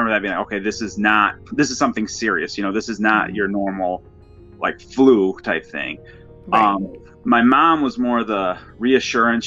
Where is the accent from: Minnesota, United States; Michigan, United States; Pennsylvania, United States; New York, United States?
Michigan, United States; I'm from Michigan.